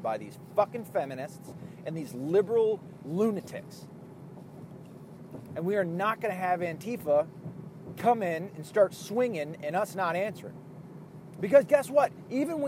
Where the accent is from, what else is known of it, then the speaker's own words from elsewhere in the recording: Ireland; being an Irish person